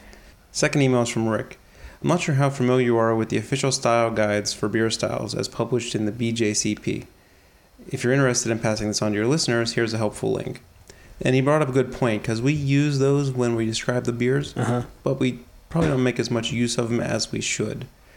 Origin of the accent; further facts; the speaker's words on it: Oregon, United States; It's my personal mission in life to correct this when possible, as I love my home state.